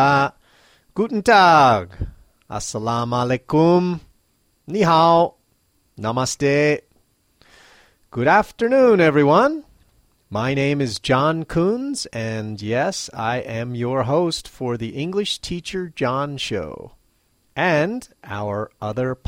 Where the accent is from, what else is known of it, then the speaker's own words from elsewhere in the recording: United States; now in Matsumoto, Japan; as an American